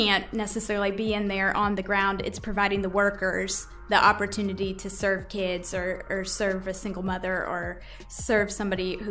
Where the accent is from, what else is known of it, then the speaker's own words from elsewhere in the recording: Chattanooga, Tennessee, United States; moved away as an adult; also born or lived in New York; now in Bowling Green, United States; I was born and raised in Chattanooga, Tennessee